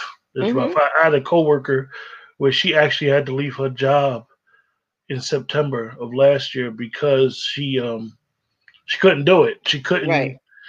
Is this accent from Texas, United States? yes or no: no; Northeast New Jersey, United States; growing up in Northeast New Jersey, we got all types of different cable networks.